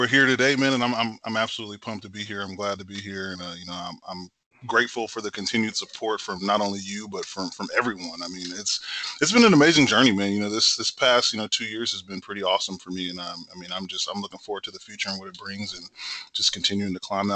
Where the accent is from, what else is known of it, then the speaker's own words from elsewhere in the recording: Temple, Texas, United States; I'm originally from Temple, Texas, born and raised, you know, a Texan thoroughbred through and through